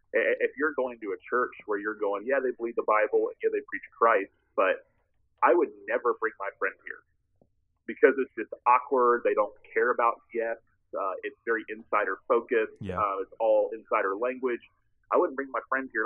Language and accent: English; Tallahassee, Florida, United States; born or raised there